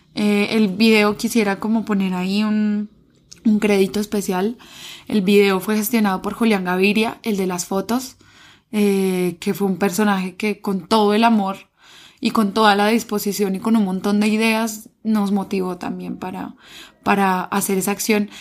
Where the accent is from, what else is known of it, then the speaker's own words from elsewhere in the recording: Colombia; no solo como colombiana me concibo